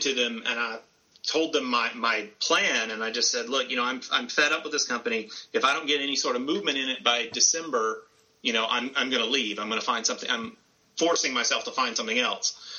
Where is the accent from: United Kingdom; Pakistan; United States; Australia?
United States; the South; I grew up in the South